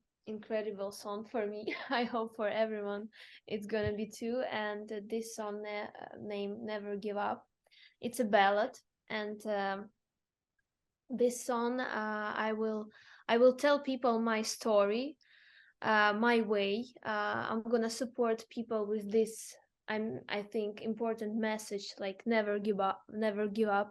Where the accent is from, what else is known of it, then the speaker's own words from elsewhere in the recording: Zaporizhzhia, Zaporizhzhia Oblast, Ukraine; English is a second language; moved away; I'm from Zaporizhia. It's the southeast part of Ukraine